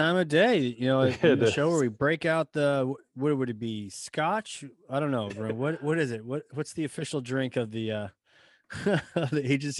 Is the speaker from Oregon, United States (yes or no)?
no; Nashua, New Hampshire, United States; I'm Nashua